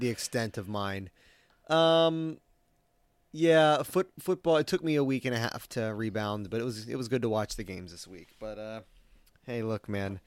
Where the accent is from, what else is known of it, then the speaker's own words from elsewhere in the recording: Maryland, United States; moved away; growing up in Maryland